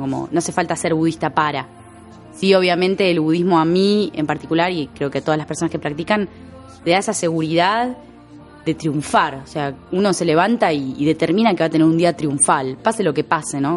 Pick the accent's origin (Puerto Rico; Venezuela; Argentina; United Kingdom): Argentina; amo mi país